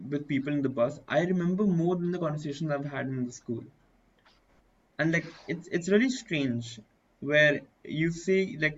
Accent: Dubai, United Arab Emirates; because I was born in Dubai. I was brought up

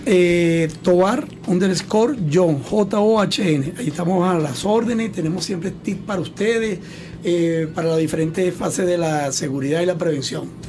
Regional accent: Venezuela; como venezolano

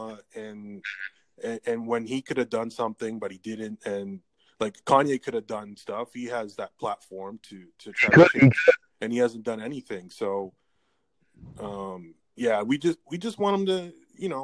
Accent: Toronto, Ontario, Canada; I'm from the Toronto area.

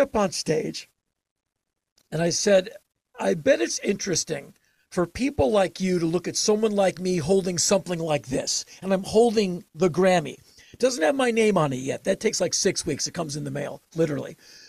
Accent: Washington, District of Columbia, United States; I grew up with in Washington, D.C.

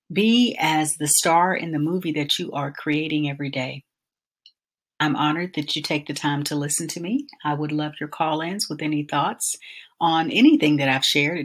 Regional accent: Albany, Georgia, United States; growing up in Albany, Georgia

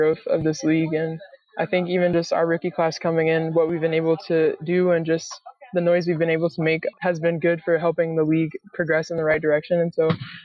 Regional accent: North Carolina, United States; also born or lived in Rhode Island / Connecticut; now in Fort Worth, United States; I grew up in North Carolina, so, you know, warm weather is what I'm used

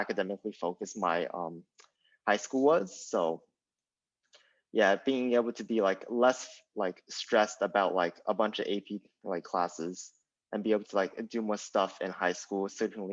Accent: San Diego, California, United States; now in Los Angeles, United States; I grew up in San Diego

